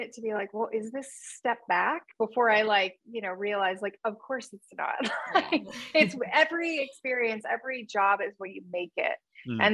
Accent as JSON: {"language": "English", "town": "Churubusco", "region": "Indiana", "country": "United States", "also_born_or_lived": "Toronto, Canada", "moved": "as an adult", "lives_now": "Los Angeles, United States", "said": "I'm from Cherubusco, Indiana, which is Turtle Town, USA"}